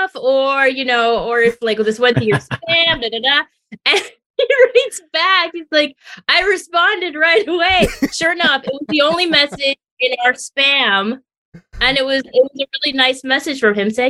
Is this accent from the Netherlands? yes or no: no; Tijuana, Baja California, Mexico; now in San Diego, United States; I was born in Tijuana